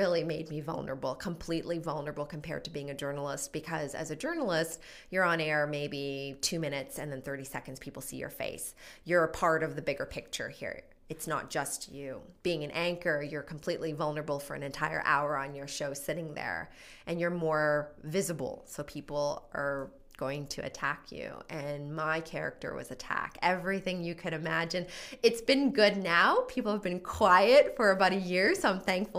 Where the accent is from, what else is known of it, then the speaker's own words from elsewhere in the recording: Edmonton, Alberta, Canada; moved away as an adult; now in Calgary, Canada; I'm originally from Edmonton